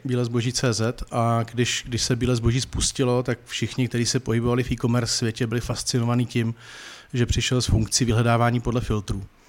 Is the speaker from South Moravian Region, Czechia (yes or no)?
yes; Brno, South Moravian Region, Czechia; já jsem z Brna